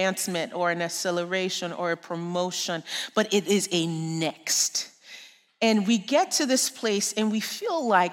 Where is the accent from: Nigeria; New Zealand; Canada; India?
Nigeria; moved away; I grew up in Nigeria. I'm sure you can hear the accent.